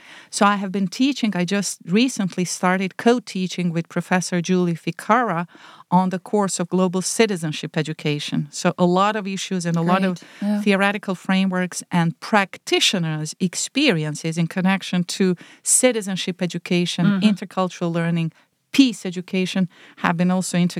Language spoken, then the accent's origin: English; Zenica, Federation of Bosnia and Herzegovina, Bosnia & Herzegovina; now in United States; I did teaching for several years in several high schools in my hometown of Zenica in Bosnia and Herzegovina.